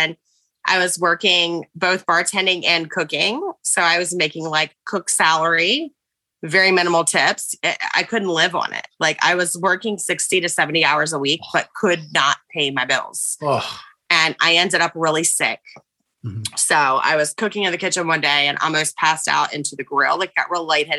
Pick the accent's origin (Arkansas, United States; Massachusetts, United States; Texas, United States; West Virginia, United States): West Virginia, United States; moved away; also born or lived in Florida; I'm from West Virginia. I say, y'all, you know, like I'm a little bit country